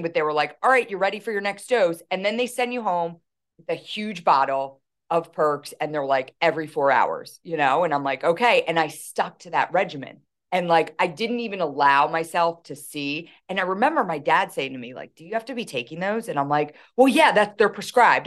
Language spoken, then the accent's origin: English; Philadelphia, Pennsylvania, United States; accent: thick Philly; I don't realize how um thick my Philly accent is, but right away they're like, "Oh, you're from Philly,"